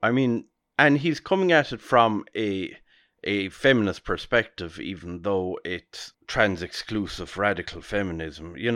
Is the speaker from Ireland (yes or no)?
yes; Ireland; we, as Irish people